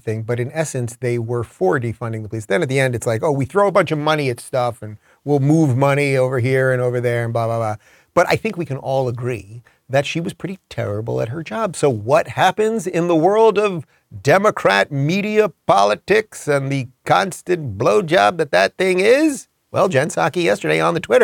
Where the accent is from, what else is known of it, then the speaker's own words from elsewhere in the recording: Long Island, New York, United States; I'm from Long Island